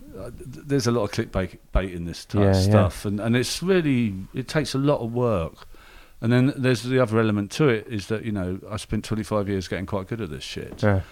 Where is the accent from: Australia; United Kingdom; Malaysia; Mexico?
United Kingdom; London; I'm a Londoner and Brexit and all that stuff